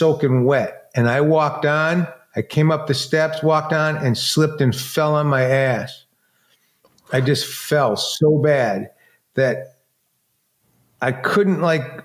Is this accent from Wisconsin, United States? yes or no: no; Detroit, Michigan, United States; born or raised there; moved away